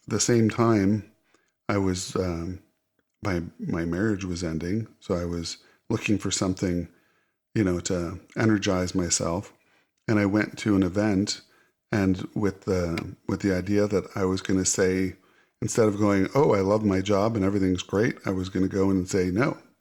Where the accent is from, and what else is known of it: Hinsdale, Illinois, United States; born or raised there